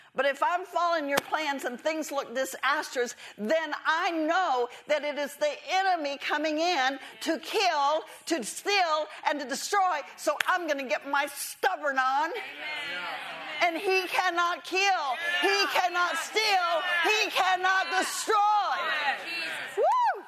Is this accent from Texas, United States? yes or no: yes; Texas, United States; moved away; I never wanted to leave Texas. I was born and raised in Texas